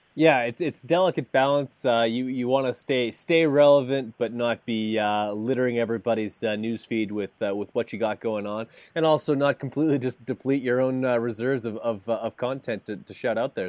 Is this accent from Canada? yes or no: yes; Canada; being Canadian